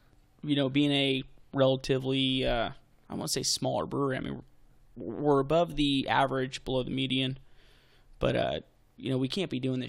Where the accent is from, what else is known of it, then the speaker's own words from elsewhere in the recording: Texas, United States; I grew up in Texas.